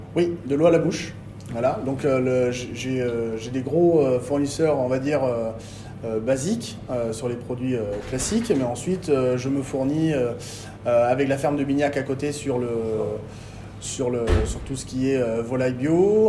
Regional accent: Bordeaux, Nouvelle-Aquitaine, France; also born or lived in Arveyres; je suis revenu sur Bordeaux euh, pour la naissance de mon fils, parce que je suis un peu chauvin, je voulais qu'il naisse à Bordeaux

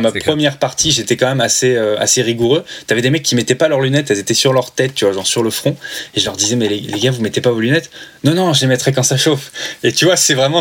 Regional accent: Normandy, France; moved away as an adult; also born or lived in Paris; Je viens de Normandie, donc euh, j'étais à Paris, je pas, pas du tout chez moi

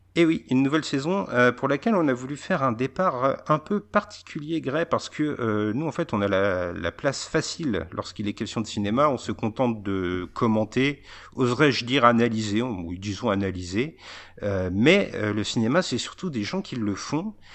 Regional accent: Verdun, Grand Est, France; je suis de Verdun

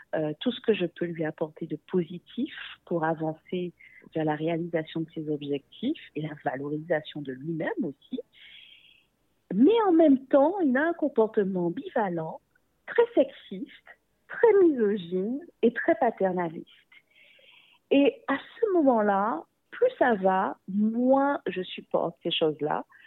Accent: Guadeloupe; une jeune femme métisse d'origine afro et aussi indo-descendante de la Guadeloupe

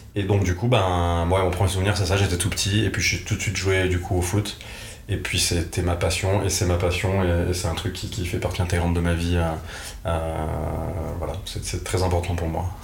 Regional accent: Nîmes, Occitania, France; je suis originaire de Nîmes, dans le sud de la France

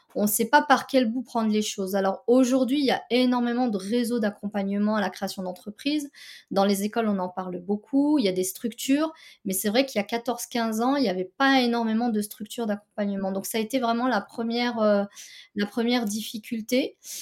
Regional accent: France; j'ai grandi en France

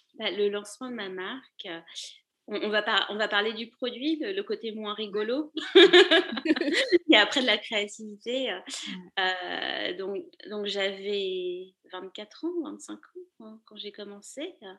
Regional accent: Paris, Île-de-France, France; moved away as an adult; also born or lived in Lille, France; now in New York, United States; J'habite à, New York maintenant, mais je suis une ancienne parisienne, je suis née à Paris

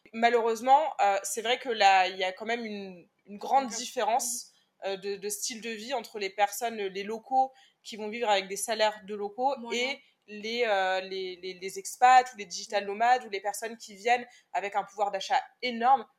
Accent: France; Je lui réponds de France

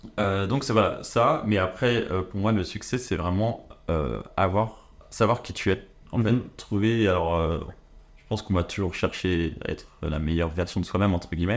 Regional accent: France; je suis français

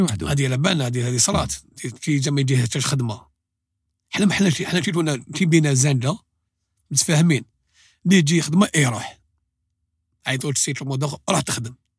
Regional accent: Algeria; حنا جزائريين

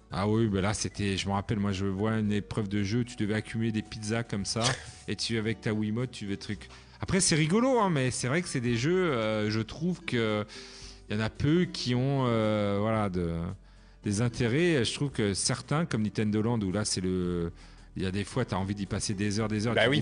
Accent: France; en tant que Français

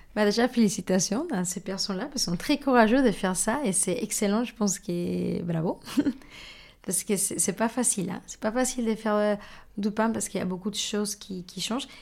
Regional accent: Mexico; French is a second language; moved away as an adult; now in France; je suis mexicaine et bah, j'ai grandi une grosse partie de ma vie au Mexique

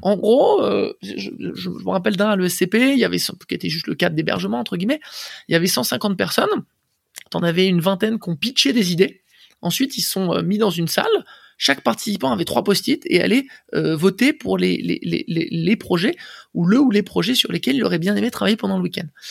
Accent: Boulogne-Billancourt, Île-de-France, France; also born or lived in Paris; je suis né à Paris et grandi à Boulogne euh, quasiment toute mon, euh, toute mon enfance jusqu'à mes 20 ans à peu près

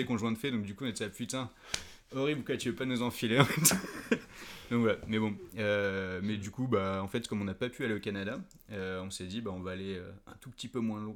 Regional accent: Paris, Île-de-France, France; moved away as an adult; now in Nantes, France; comme je suis né à Paris et que j'ai passé toute mon enfance et du coup ma début de vie d'adulte, on va dire, à Paris

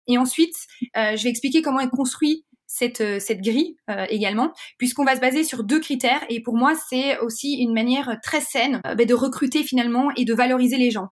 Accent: Belgium; moved away; je suis belge

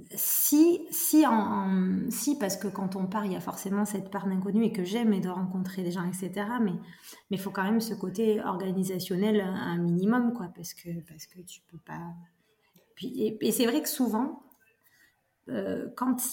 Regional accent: Brive-la-Gaillarde, Nouvelle-Aquitaine, France; je suis née à Brive. Ouais. Donc, euh, fille d'ici

